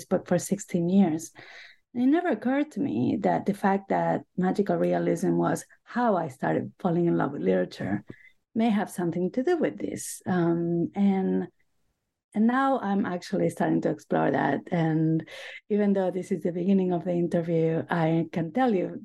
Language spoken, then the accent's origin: English; Buenos Aires, Argentina; English is a second language; moved away as an adult; also born or lived in Boston / New York; now in United States; I grew up in Buenos Aires, Argentina. I have been in the U.S. for most of my life now